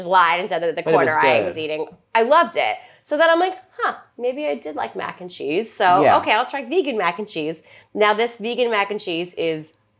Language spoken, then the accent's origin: English; Montgomery County, Maryland, United States; moved away as an adult; also born or lived in Las Vegas, Nevada; I grew up in Montgomery County. Like, I'm not bougie Potomac.